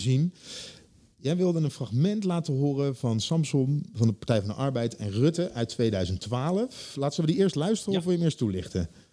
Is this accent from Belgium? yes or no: no; Leiden, South Holland, Netherlands; ik kom uit Leiden